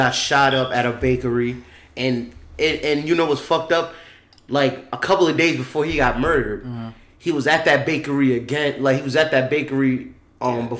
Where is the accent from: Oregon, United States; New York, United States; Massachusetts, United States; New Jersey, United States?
New York, United States; Long Island; we came to Long Island when we was young. But we came here young. So, nigga, we from Long Island